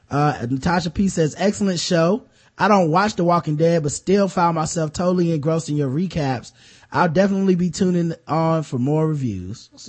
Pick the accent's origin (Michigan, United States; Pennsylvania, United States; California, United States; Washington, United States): Michigan, United States; Lansing; As I've stated before, I'm from Lansing, Michigan, the town in which Malcolm spent his most formative years